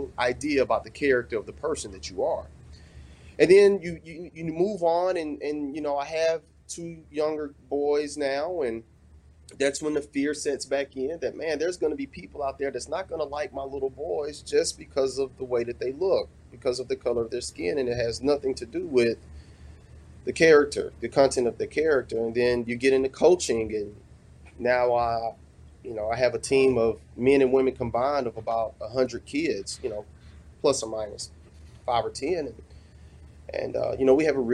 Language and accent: English; the South, United States; now in Mississippi, United States; I grew up in the South